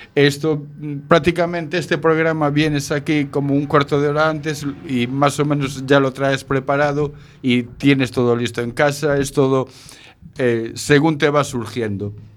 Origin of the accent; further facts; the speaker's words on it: Galicia, Spain; also born or lived in Barcelona; yo nací en Barcelona, pero a los poquitos meses ya me trajeron para Galicia